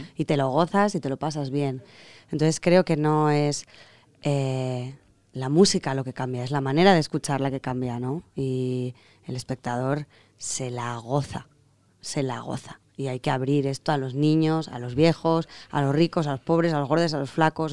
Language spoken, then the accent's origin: Spanish; Zaragoza, Aragon, Spain; Zaragoza, que es mi tierra y la tuya